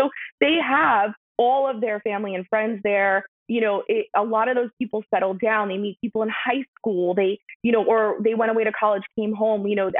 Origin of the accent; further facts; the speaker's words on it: New York City, New York, United States; moved away as an adult; also born or lived in Oahu, Hawaii; now in Washington, United States; I grew up in New York City.